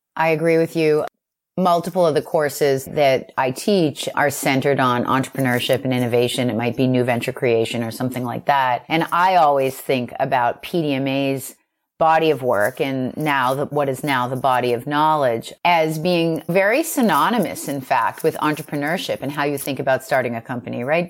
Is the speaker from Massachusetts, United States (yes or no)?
yes; Boston, Massachusetts, United States; I'm from Boston, and so I was asked to restart the New England chapter.